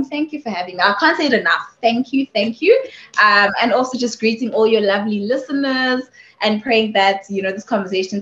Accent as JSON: {"language": "English", "town": "Sebokeng", "region": "Gauteng", "country": "South Africa", "tie": "born or raised there", "said": "I was born and raised in Sibukeng"}